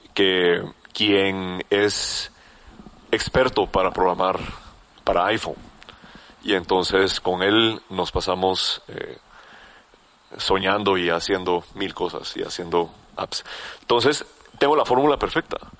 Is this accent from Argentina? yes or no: no; Guatemala; como buen chapín